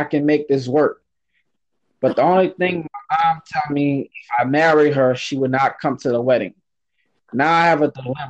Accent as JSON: {"language": "English", "region": "Louisiana", "country": "United States", "lives_now": "Los Angeles, United States", "said": "My family is down south. We're originally from Louisiana. Shout out to Louisiana. Shout out to Louisiana."}